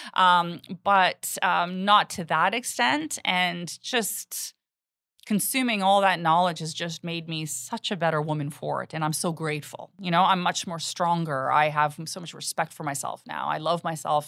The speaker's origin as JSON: {"language": "English", "country": "Canada", "said": "I'm Canadian. My parents are immigrants"}